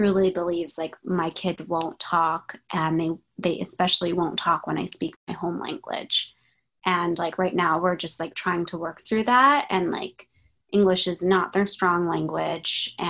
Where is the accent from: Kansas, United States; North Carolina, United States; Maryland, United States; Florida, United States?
Maryland, United States; I grew up in Maryland, and both my parents are Egyptian